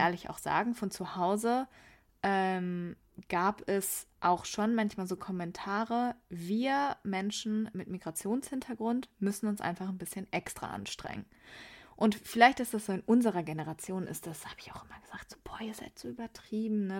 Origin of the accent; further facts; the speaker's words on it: Wuppertal, North Rhine-Westphalia, Germany; now in Meerbusch, Germany; jetzt bei mir in dem Teil von Wuppertal, wo ich aufgewachsen bin